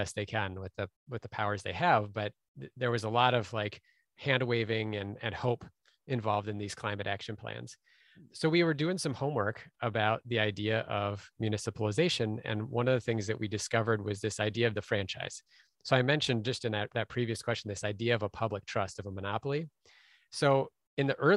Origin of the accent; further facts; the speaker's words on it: Minneapolis, Minnesota, United States; Minneapolis instead, which is my hometown